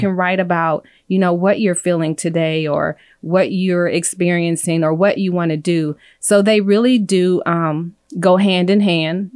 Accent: California, United States; moved away as an adult; also born or lived in Illinois; now in Phoenix, United States; I grew up in California

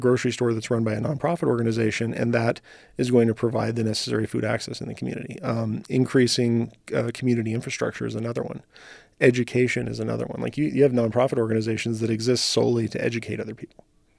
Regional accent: New Mexico, United States; also born or lived in Los Angeles; now in Reno, United States; So, you know, growing up in New Mexico, living in LA, joining the Army, like all the different things that I'd done, I'd been kind of a nomad.

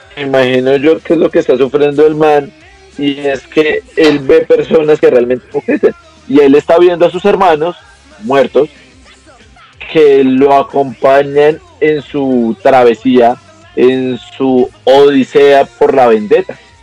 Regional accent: Colombia; Yo sí soy colombiano

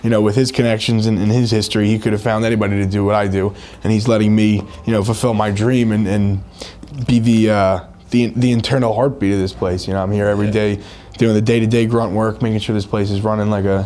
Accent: New York City, New York, United States; moved away; also born or lived in New Jersey; I'm a kid from Brooklyn, New York. I grew up there. I also grew up in Jersey, half and half.

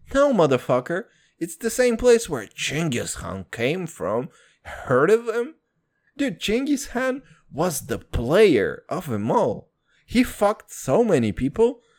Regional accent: Kazakhstan; moved away; When people ask me where I'm from, and I say, "From Kazakhstan

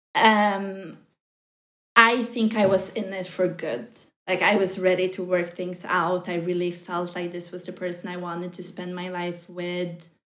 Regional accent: Norway; moved away as an adult; also born or lived in New York; I'm from Norway.

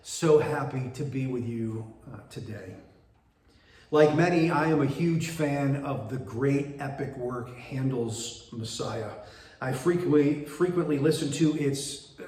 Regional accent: Binghamton, New York, United States; moved away as an adult; now in Bridgeport, United States; my wife, Tamara, and I were born and raised in Binghamton, New York, and lived there for the first 40 years of our lives

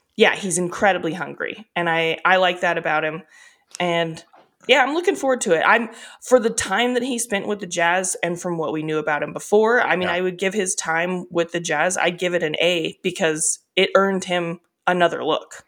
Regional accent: Northern California, United States; I'm from Northern California

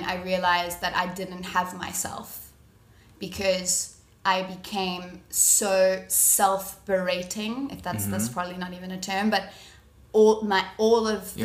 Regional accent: Durban, KwaZulu-Natal, South Africa; moved away; also born or lived in Cape Town; I'm originally from Durban.

